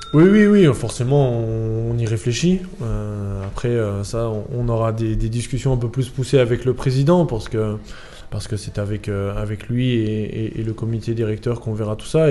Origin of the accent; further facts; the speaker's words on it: Chalon-sur-Saône, Bourgogne-Franche-Comté, France; now in Nîmes, France; je viens de Chalon-sur-Saône